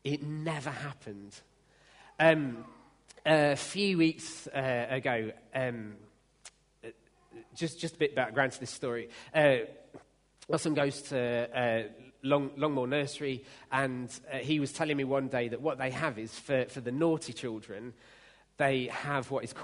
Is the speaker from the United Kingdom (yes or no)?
yes; United Kingdom; we're British